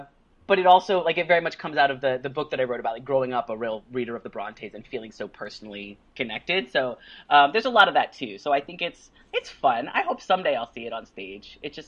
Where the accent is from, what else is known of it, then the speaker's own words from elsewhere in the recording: Virginia, United States; also born or lived in Tulsa, Oklahoma; I was born in Tulsa, Oklahoma in the Cherokee Nation. Moved around a lot and then mostly grew up in Northern Virginia, right outside D.C.